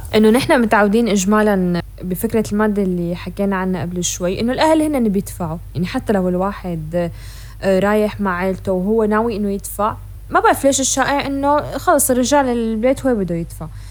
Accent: Syria; moved away as an adult; also born or lived in Europe; بعد ما سافرنا على اوروبا نحن كسوريين

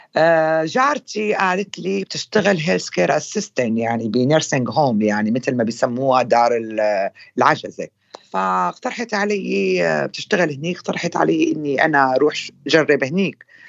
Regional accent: Syria; moved away as an adult; now in London, United Kingdom; اني انا سوريه

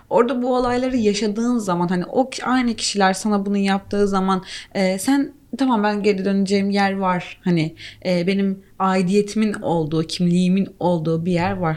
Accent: Turkey; Ben mesela Türk'üm

